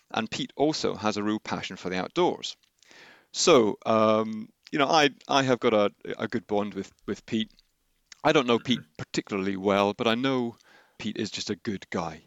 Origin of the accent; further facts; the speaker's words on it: Henley-on-Thames, South East England, United Kingdom; also born or lived in Glasgow; I was born in Glasgow. Uh, I moved around a little bit, but then came to Henley uh, when I was around 10 years old and went to Trinity.